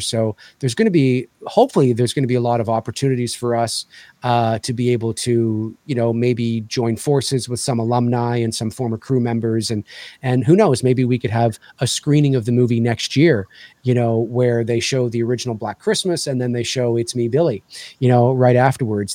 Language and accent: English; Canada; as a Canadian